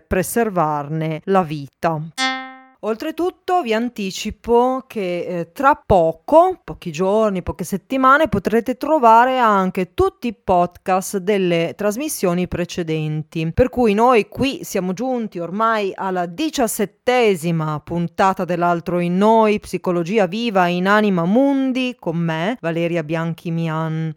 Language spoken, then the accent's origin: Italian; Milan, Lombardy, Italy; Io sono milanese di Milano